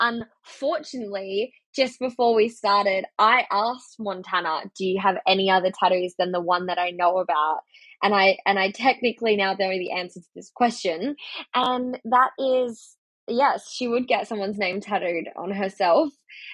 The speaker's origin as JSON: {"language": "English", "country": "Australia", "said": "I'm Australian. What of it?"}